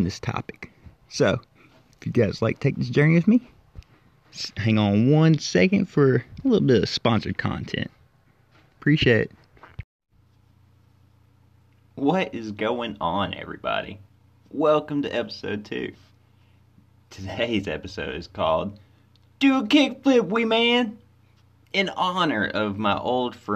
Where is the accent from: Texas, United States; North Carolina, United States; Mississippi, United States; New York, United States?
Mississippi, United States; Corinth; I was born and raised in Corinth, Mississippi